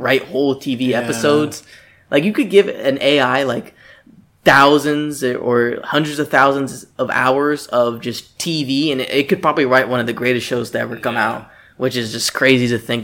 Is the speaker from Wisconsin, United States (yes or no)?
no; Florida, United States; we're from Florida